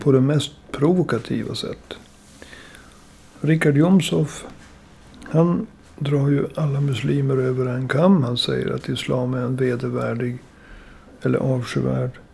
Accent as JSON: {"language": "Swedish", "town": "Umeå", "region": "Västerbotten County", "country": "Sweden", "tie": "born or raised there", "said": "Jag är ju född och uppvuxen i Umeå"}